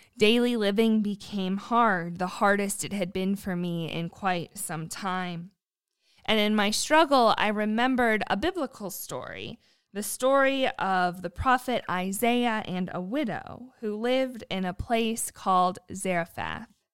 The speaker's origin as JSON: {"language": "English", "country": "United States", "tie": "born or raised there", "moved": "yes", "lives_now": "Southwest Virginia, United States", "said": "I was born on Lake Erie and now live in Southwest Virginia with my husband and dog"}